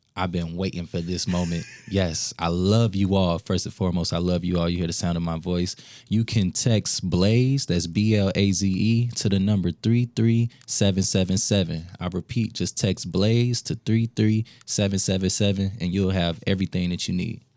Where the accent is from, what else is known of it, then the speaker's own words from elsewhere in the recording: Minneapolis, Minnesota, United States; also born or lived in Saint Paul; I'm from the South Side, Minneapolis